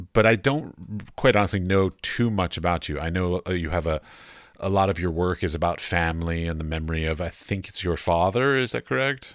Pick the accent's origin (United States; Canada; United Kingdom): United States; Arlington, Virginia; I grew up in Arlington